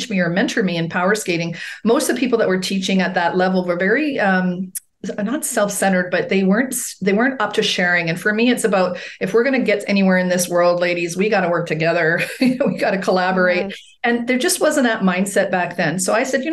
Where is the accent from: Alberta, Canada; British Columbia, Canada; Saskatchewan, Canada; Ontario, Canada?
Alberta, Canada; Edmonton; my hometown of Edmonton, Alberta, Canada